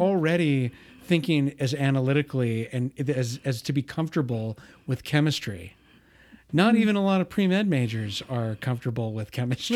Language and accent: English; United States; also born or lived in Spain; I hadn't been growing up in the United States